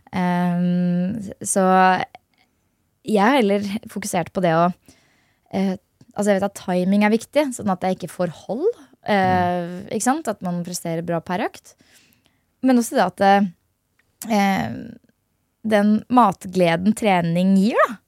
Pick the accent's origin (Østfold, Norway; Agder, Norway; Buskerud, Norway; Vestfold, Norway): Buskerud, Norway; Hønefoss; Jeg er fra Hønefoss